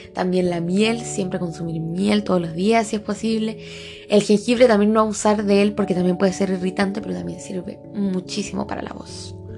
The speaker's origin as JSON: {"language": "Spanish", "country": "Chile", "said": "yo soy de Chile"}